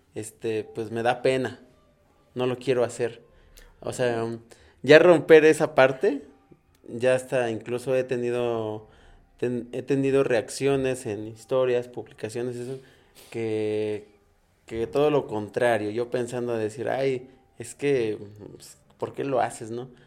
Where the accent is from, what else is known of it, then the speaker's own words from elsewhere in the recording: San Francisco Tlaltenco / San Francisco, Tlaxcala, Mexico; yo soy de San Francisco de Tlanocan